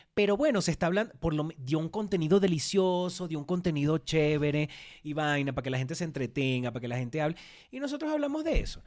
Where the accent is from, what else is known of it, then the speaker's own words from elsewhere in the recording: Venezuela; now in Mexico; somos además dos venezolanos